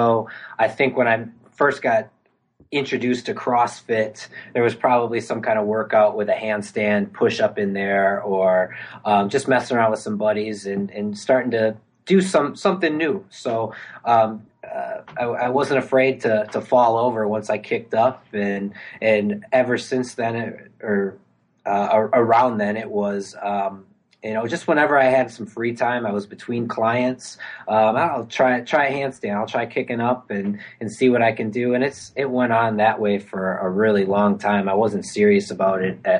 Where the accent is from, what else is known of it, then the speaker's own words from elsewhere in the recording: Milwaukee, Wisconsin, United States; moved back home to my hometown, Milwaukee, Wisconsin